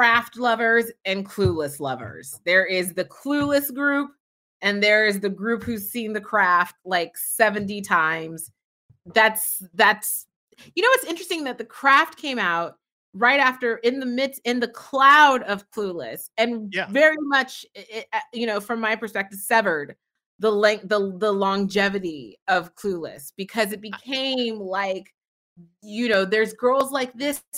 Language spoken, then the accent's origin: English; San Francisco, California, United States; I grew up in San Francisco